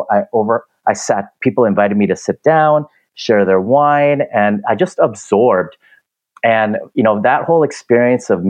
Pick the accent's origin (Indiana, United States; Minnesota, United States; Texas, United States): Minnesota, United States; now in Los Angeles, United States; since I came from Minnesota, I don't want snow anymore. I want to go towards the ocean.